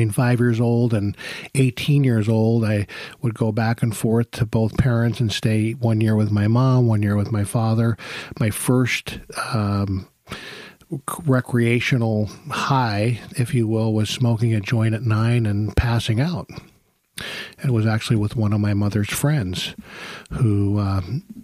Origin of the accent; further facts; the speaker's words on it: New York, United States; I was born in New York